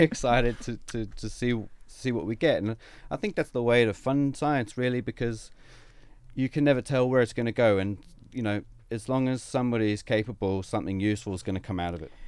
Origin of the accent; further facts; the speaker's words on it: Sydney, New South Wales, Australia; moved away as an adult; also born or lived in United Kingdom / Quebec City, Canada; now in Brisbane, Australia; I grew up in Sydney, and I, I went to Sydney Uni